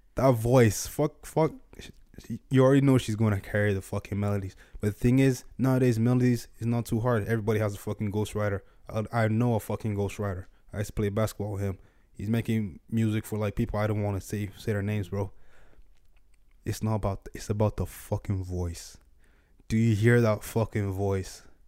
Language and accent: English; Nigeria; moved away; I grew up in Nigeria